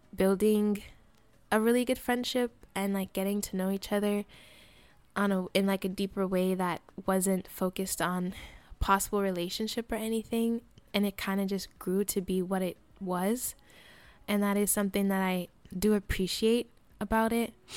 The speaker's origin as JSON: {"language": "English", "region": "Colorado", "country": "United States", "tie": "born or raised there", "also_born_or_lived": "Fresno, California", "moved": "yes", "said": "I lived, I grew up in Colorado, and I moved to Fresno area, uh, 'cause of my mom's job"}